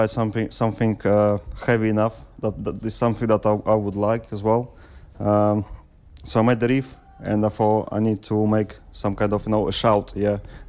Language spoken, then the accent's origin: English; Russia; English is a second language; now in Wisbech, United Kingdom; I'm Russian.